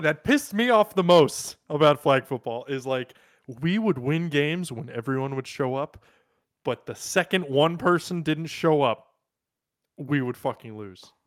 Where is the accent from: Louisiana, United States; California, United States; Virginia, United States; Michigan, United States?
Virginia, United States; I'm from Virginia